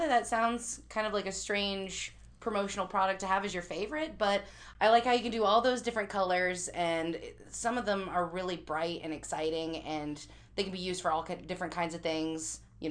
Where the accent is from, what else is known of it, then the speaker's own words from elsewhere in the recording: Chillicothe, Missouri, United States; moved away; I'm originally from Missouri